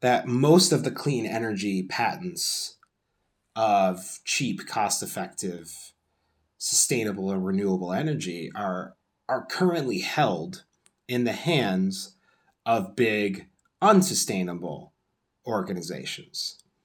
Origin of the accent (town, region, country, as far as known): United States